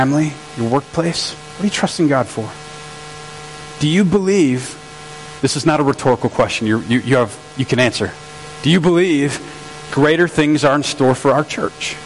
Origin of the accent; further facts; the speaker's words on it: St. Francis, United States; we're in St. Francis, and I'm from St. Francis